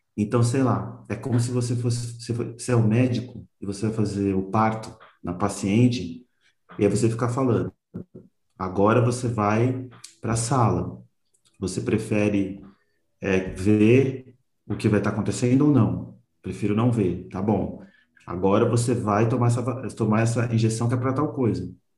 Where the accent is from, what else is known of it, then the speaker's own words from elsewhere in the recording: São Paulo, Brazil; eu sou daqui de São Paulo